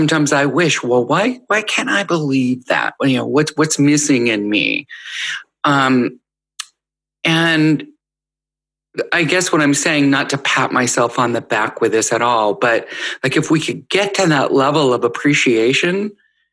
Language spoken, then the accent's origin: English; United States; as an American and a privileged American and a white American